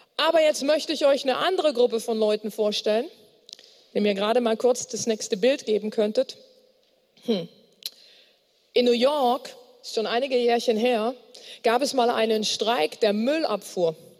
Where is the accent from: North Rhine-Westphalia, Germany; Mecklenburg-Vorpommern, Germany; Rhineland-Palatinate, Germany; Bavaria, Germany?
North Rhine-Westphalia, Germany; Bonn; ich komme aus Bonn